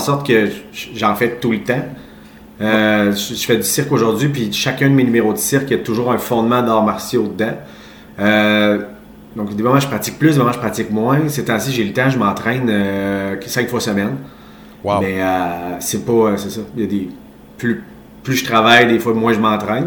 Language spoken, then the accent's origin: French; Quebec City, Quebec, Canada; je suis un petit gars de Québec. je suis grandi, je suis né et grandi à Charlebourg